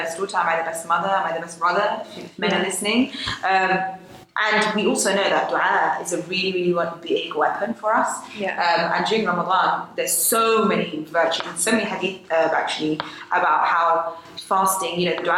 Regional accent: Marrakesh, Marrakesh-Safi, Morocco; I'm Moroccan, so fasting in Morocco, in Marrakesh, I'm from Marrakesh

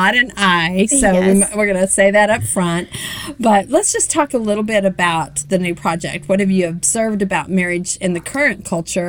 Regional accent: Oklahoma, United States; now in Nashville, United States; I'm from Oklahoma

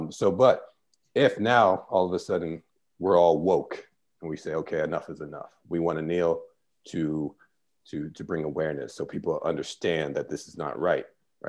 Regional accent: United States; born or raised there

